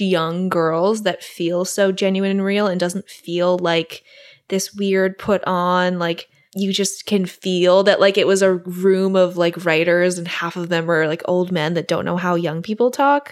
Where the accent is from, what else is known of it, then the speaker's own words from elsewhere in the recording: Singapore; moved away; also born or lived in New York; I grew up in Singapore